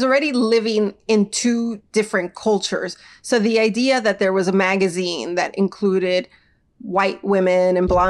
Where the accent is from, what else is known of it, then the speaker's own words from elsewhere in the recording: New York, United States; I grew up in New York and that's where I lived my whole life